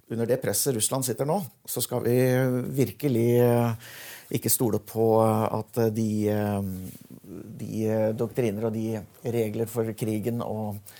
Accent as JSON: {"language": "Norwegian", "country": "Norway"}